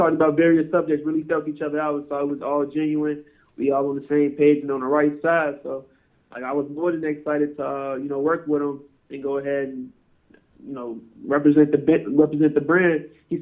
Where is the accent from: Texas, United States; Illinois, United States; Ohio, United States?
Illinois, United States; Chicago; moved away as an adult; now in Arizona, United States; No, I'm from Chicago. I just moved out to Arizona 2 years ago.